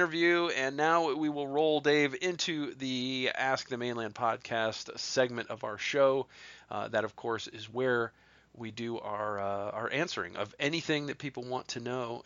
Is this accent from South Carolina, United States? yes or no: no; Ohio, United States; moved away; I'm from Ohio.